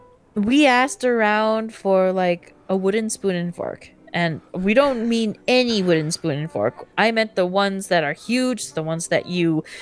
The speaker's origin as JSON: {"language": "English", "region": "Minnesota", "country": "United States", "said": "as the Minnesotan visiting the Philippines"}